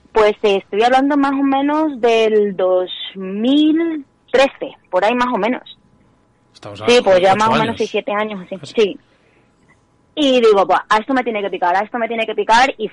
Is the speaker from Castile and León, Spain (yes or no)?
yes; Febreros, Castile and León, Spain; yo soy de Febreros, de Ávila